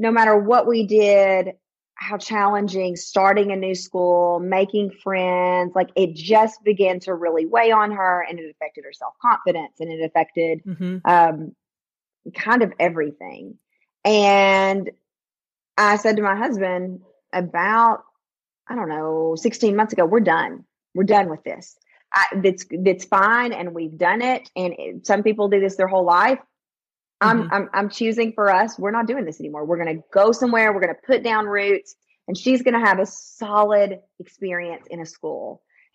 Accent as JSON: {"language": "English", "region": "the South", "country": "United States", "tie": "born or raised there", "moved": "as an adult", "said": "I grew up in the South"}